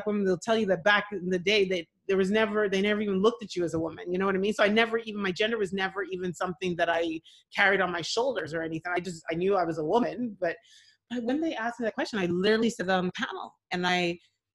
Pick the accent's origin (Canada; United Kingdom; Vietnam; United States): Canada; Montreal, Quebec; also born or lived in Ottawa, Canada / Nigeria (ancestry); growing up in Montreal in the late 70s